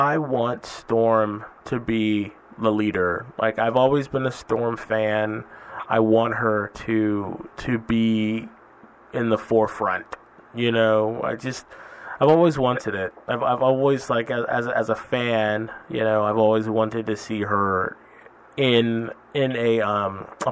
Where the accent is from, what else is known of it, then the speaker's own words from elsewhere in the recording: Fresno, California, United States; now in San Francisco, United States; I was born and raised in Fresno, California, so I'm familiar with these blisteringly hot summers.